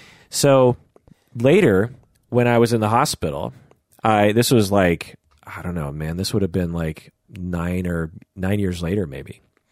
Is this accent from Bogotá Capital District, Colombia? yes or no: yes; Bogota, Bogotá Capital District, Colombia; From growing up in Bogota.